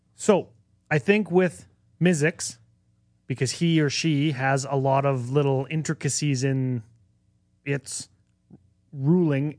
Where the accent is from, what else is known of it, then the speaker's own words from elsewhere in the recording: Canada; despite being Canadian